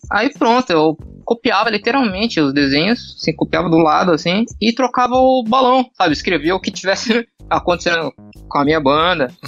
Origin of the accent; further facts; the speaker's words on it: Santos, São Paulo, Brazil; vou fazer um curso 3D em São Paulo, tal, que eu sou de Santos.